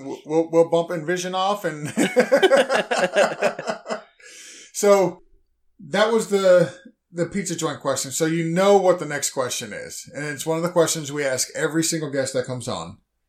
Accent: Massachusetts, United States; also born or lived in New York; now in Florida, United States; So I grew up in Massachusetts and I lived in Massachusetts and New York

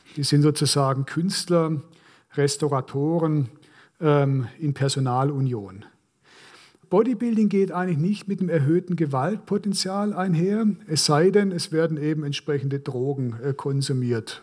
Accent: Korntal, Baden-Württemberg, Germany; Ich bin eben in Korntal aufgewachsen, pietistisch geprägte äh, Kleinstadt

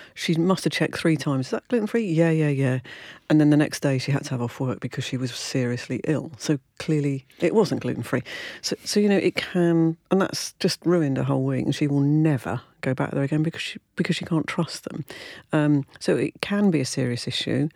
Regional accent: United Kingdom; I'm British

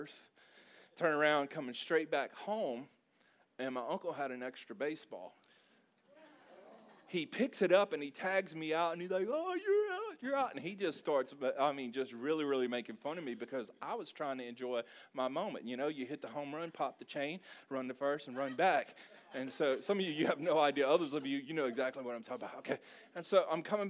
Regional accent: South Louisiana, United States; we're from South Louisiana. There's a lot of Cajun influence there

